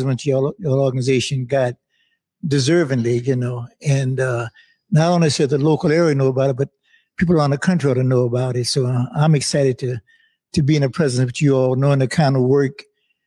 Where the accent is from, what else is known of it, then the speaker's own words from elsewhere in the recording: New Orleans, Louisiana, United States; I'm born and raised in New Orleans, Louisiana. I've been in New Orleans all of my life